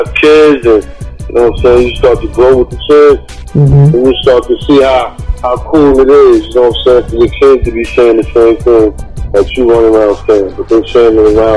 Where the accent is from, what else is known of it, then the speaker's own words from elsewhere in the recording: New York City, New York, United States; I'm from Harlem